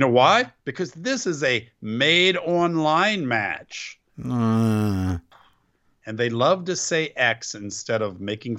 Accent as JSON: {"language": "English", "region": "Ohio", "country": "United States", "said": "I'm from Ohio."}